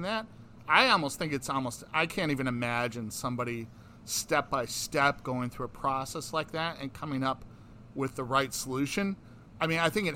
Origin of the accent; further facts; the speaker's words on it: United States; also born or lived in New York City (lives near Columbia University); we were privileged to be born in the United States, and we're American citizens